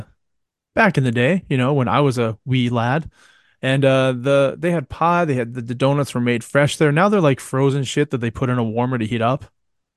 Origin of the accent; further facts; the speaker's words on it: Canada; I'm a Canadian that fucking hates Tim Hortons.